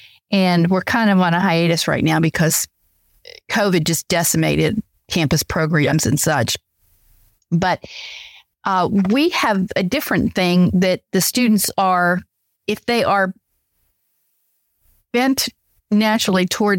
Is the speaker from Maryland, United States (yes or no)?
yes; Maryland, United States; I grew up in Maryland